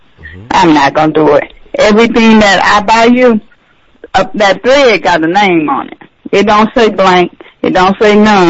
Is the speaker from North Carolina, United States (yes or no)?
no; Augusta, Georgia, United States; moved away as an adult; now in Savannah, United States; I'm originally from Augusta. I moved to Savannah, away from everybody.